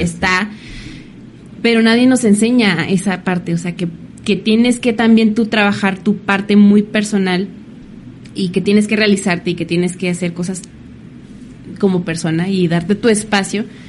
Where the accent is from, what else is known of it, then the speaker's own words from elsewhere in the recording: Mexico; como mexicanos